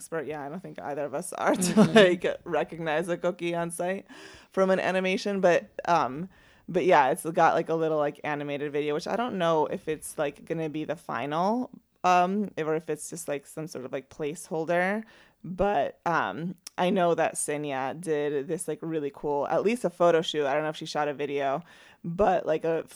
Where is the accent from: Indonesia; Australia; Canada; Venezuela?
Venezuela; moved away; I'm from Venezuela